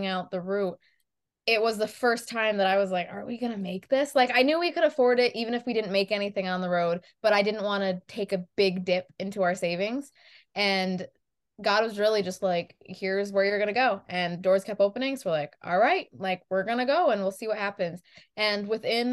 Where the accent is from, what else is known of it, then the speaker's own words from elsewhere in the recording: New York, United States; we're from New York